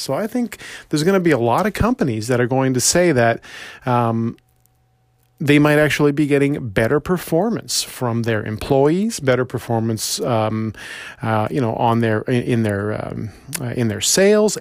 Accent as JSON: {"language": "English", "town": "Toronto", "region": "Ontario", "country": "Canada", "tie": "born or raised there", "said": "I was born and raised in Scarborough"}